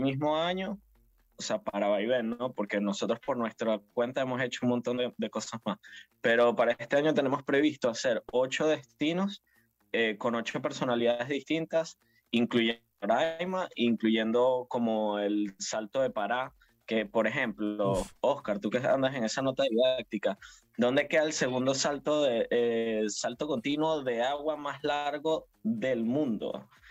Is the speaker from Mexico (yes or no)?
no; Venezuela; somos venezolanos y estamos en nuestro país